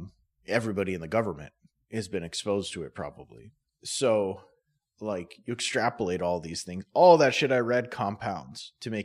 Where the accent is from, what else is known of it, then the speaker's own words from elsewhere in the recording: Grand Forks, North Dakota, United States; I'm not from fucking Minot. Oh, I'm from Grand Forks.